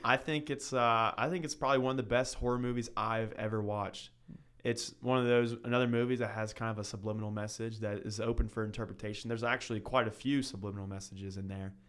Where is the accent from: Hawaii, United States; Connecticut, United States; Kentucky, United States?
Kentucky, United States; Northern; moved away as an adult; now in Southern Kentucky, United States; I'm from Northern Kentucky. I was, uh, raised there for seventeen years of my life.